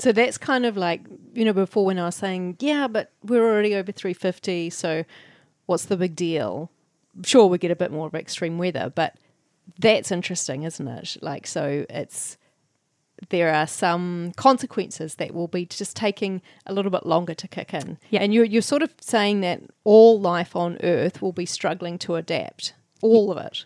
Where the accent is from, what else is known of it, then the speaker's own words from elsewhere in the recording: New Zealand; as a New Zealander